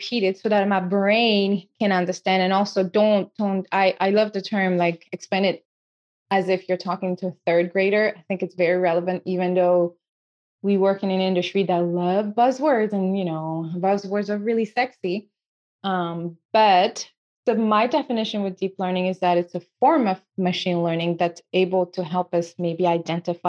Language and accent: English; Senegal; accent: French accent; first language French; English is a second language; moved away; I'm originally from Senegal in West Africa